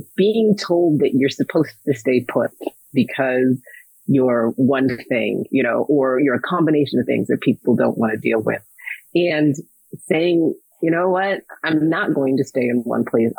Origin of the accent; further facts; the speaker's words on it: Minnesota, United States; I was born in Minnesota